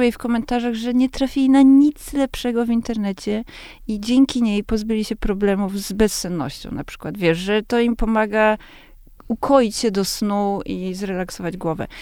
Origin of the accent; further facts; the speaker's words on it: Warsaw, Masovian Voivodeship, Poland; z baru mlecznego, który był y, na warszawskich Bielanach naprzeciwko mojego bloku